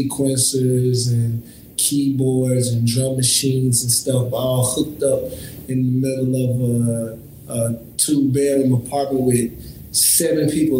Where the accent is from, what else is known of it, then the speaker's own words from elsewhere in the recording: Little Rock, Arkansas, United States; Southwest Little Rock, Arkansas.